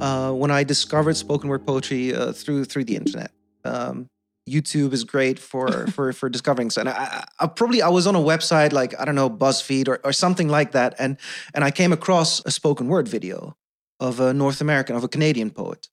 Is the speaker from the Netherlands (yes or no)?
yes; Netherlands; first language Dutch; English is a second language; also born or lived in South Korea; being adopted, growing up in the Netherlands